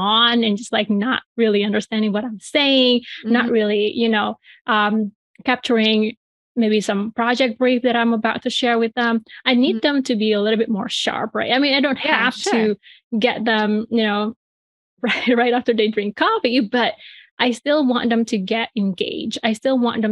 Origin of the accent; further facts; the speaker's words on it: Bali, Indonesia; moved away as an adult; now in United States; I'm from, you know, Bali, Indonesia. That's where I grew up and I was born